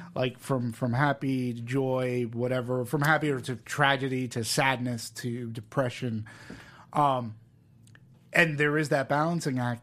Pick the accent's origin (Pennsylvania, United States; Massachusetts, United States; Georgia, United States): Massachusetts, United States; Peabody; now in California, United States; I'm from Boston. I live, I, from a town called Peabody, which is no more but a half hour or so away from Manchester